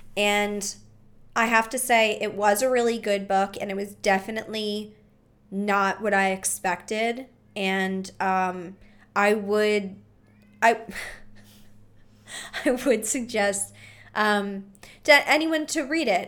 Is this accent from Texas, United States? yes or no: no; Philadelphia, Pennsylvania, United States; we're from Philly.